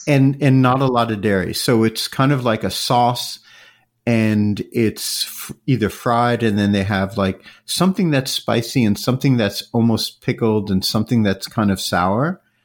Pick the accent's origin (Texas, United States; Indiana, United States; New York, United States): New York, United States; I grew up in New York